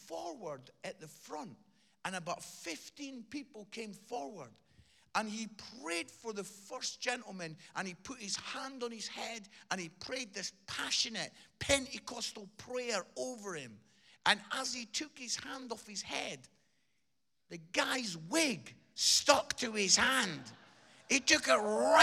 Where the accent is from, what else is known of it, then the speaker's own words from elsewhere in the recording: Edinburgh, Scotland, United Kingdom; I grew up in Edinburgh and I used to go as a 15, 16-year-old lad.